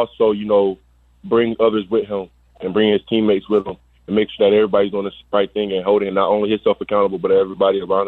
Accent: Georgia, United States; I'm from Georgia, so we have this place called like Atlanta

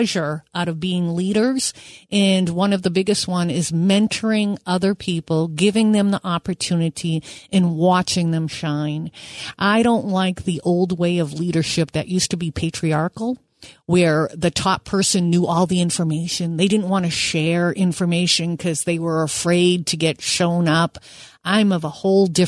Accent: Manchester, New Hampshire, United States; I'm from Manchester, New Hampshire

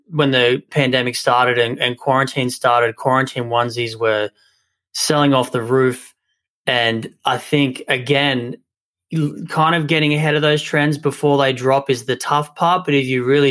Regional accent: Australia; moved away; my hometown in Australia

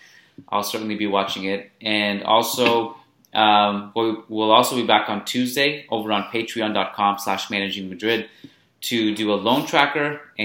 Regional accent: Austin, Texas, United States; It's like really very few movies had me laughing like belly laughter growing up in Austin, especially Goldmember.

